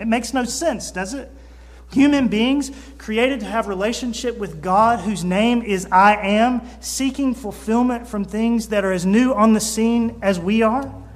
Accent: Mississippi, United States; I am 34 years old. I can say, I am from Mississippi. I am of German extraction. I am the pastor of Pleasant Ridge Baptist Church

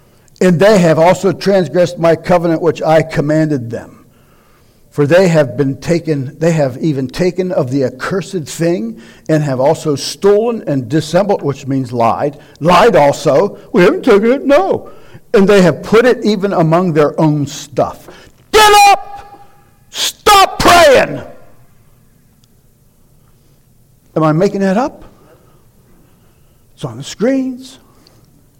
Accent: United States; American Christians

